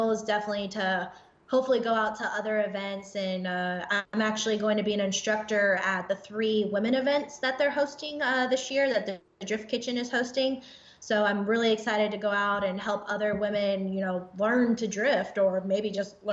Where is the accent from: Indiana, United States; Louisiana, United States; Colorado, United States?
Indiana, United States; moved away as an adult; now in Texas, United States; when I was a young kid, I grew up in Indiana, so country life kind